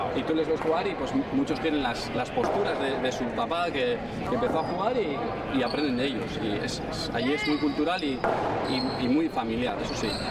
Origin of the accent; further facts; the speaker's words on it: Basque Country, Spain; moved away as an adult; now in South Florida, United States; yo soy del País Vasco